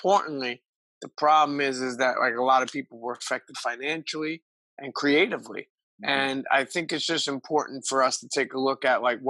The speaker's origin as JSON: {"language": "English", "town": "New York City", "region": "New York", "country": "United States", "tie": "born or raised there", "said": "I grew up in Brooklyn."}